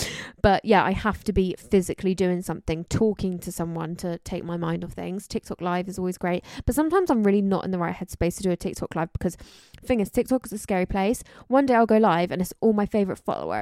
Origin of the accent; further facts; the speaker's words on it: London, United Kingdom; I was born in London. I'm from London